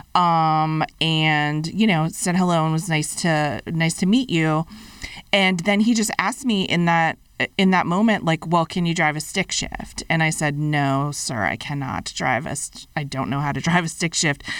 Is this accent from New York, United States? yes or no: no; Fitchburg, Massachusetts, United States; moved away as an adult; my college, Fitchburg State College, in my hometown